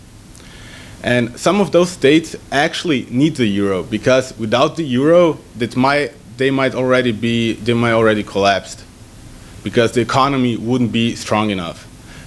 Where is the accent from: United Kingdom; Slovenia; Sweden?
Slovenia; I'm from Slovenia